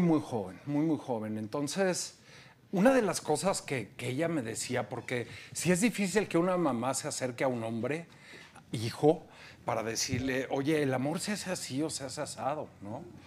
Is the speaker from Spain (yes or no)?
no; Mexico; como mexicanos